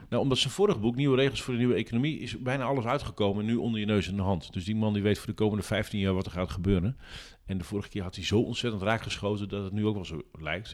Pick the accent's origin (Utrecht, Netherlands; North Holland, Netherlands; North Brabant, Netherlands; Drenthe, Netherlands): Drenthe, Netherlands; omdat ik uit Drenthe kom